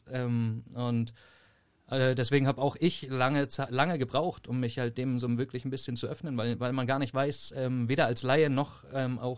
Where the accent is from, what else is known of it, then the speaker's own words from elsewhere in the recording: Lüneburg, Lower Saxony, Germany; also born or lived in Berlin; ich komme ursprünglich aus Lüneburg, also nicht so weit von hier entfernt.